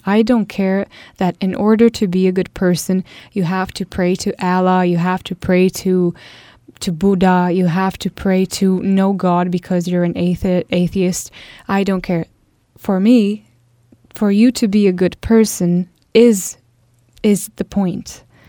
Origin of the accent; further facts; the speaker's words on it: Italy; I come from Italy